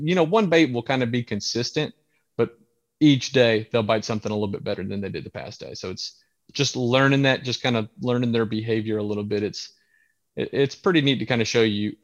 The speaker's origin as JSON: {"language": "English", "area": "Santee Cooper", "region": "South Carolina", "country": "United States", "tie": "born or raised there", "said": "I grew up on Santee Cooper."}